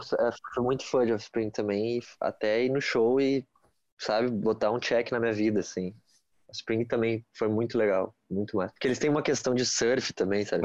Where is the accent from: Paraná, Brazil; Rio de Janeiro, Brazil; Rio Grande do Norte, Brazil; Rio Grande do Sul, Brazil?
Rio Grande do Sul, Brazil; Porto Alegre; sou aqui de Porto, Porto Alegre